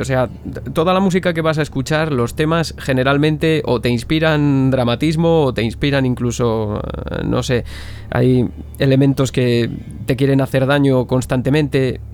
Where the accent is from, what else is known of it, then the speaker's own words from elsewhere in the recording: Zamora, Castile and León, Spain; yo soy de Zamora.